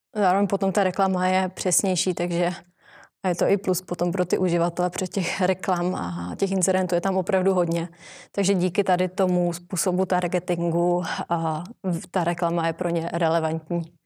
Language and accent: Czech; Ostrava, Moravian-Silesian Region, Czechia; now in Prague, Czech Republic; žiju v Praze, že jako často cestuju do Ostravy, protože jsem z Ostravy